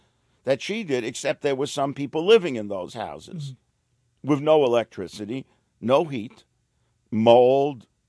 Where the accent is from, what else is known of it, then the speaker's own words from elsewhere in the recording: New York City, New York, United States; I was a kid from the streets of Brooklyn